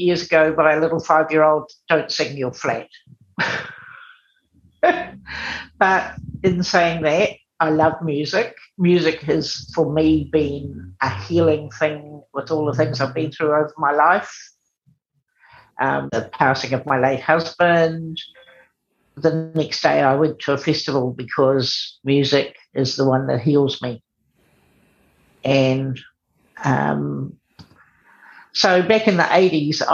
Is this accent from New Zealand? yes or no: yes; Te Aroha, Waikato, New Zealand; moved away as an adult; now in Auckland, New Zealand; I grew up in a small town called Te Aroha down in the Thames Valley, and I moved to Auckland when I was 18.